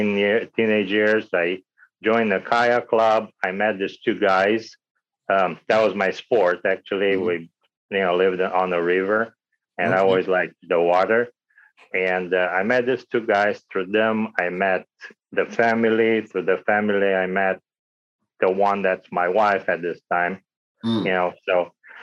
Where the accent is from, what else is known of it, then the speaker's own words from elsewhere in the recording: Romania; moved away; I was born in Romania, you know, under the communist regime at the time.